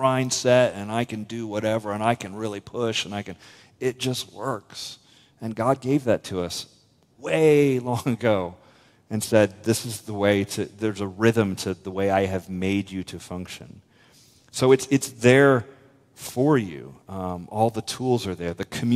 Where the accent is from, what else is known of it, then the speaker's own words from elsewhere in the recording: United States; as an American